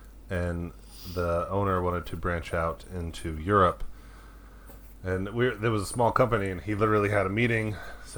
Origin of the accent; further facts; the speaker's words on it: Stone Mountain, Georgia, United States; also born or lived in Tennessee / Snellville, Georgia; now in Statham, United States; my hometown is Stone Mountain. It's a suburb outside of Atlanta